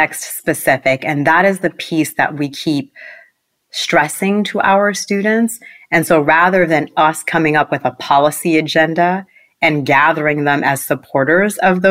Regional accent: Boston, Massachusetts, United States; also born or lived in Port-au-Prince, Haiti; I grew up in Mattapan, Massachusetts

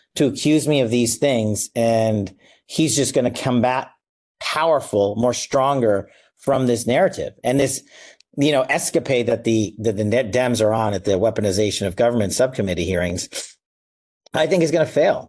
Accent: Las Vegas, Nevada, United States; Vegas, my hometown

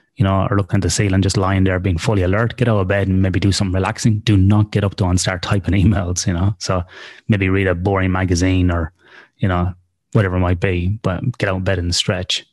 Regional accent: Ireland; now in Australia; in Australia where I live, even though I'm Irish.

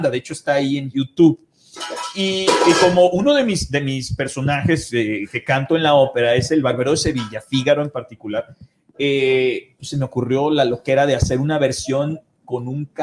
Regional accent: Mexico; pero somos mexicanos.

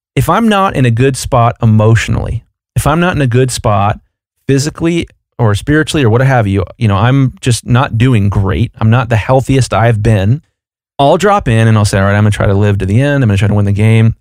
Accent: Columbus, Ohio, United States; I'm from Columbus, Ohio, and the Ohio State Buckeyes are down the road for me

